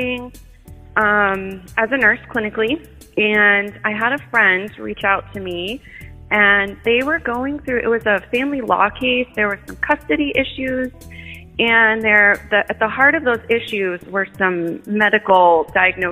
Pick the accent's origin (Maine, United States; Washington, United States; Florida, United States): Maine, United States; Portland; I was born in Portland, Maine. Grew up here most of my life.